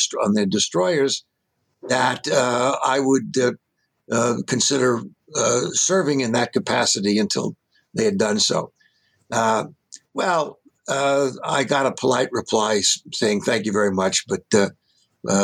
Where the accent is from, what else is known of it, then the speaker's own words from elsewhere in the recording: New York City, New York, United States; now in Buffalo, United States; growing up in New York City